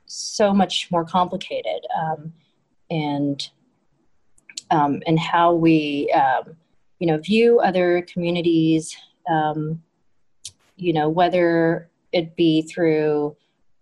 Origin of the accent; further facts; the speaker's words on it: Hawaii, United States; moved away as an adult; I grew up in Hawaii